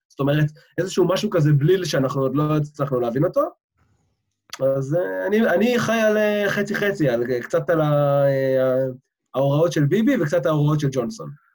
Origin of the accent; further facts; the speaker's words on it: Israel; moved away as an adult; now in London, United Kingdom; בתור ישראלי שחי פה